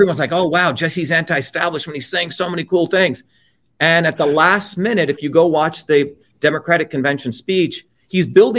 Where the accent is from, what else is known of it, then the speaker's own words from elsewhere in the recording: India; now in New Jersey, United States; when I grew up in India, we were the lower caste Indians